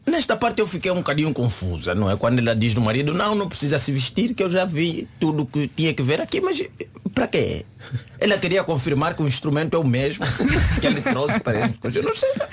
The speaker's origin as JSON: {"language": "Portuguese", "country": "Angola", "tie": "born or raised there", "moved": "yes", "said": "Angola, nos meus tempos, nós não falávamos propriamente inglês."}